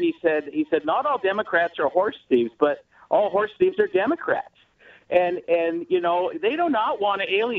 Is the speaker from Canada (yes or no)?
yes; Canada; I'm a Canadian deplorable, you know, by definition.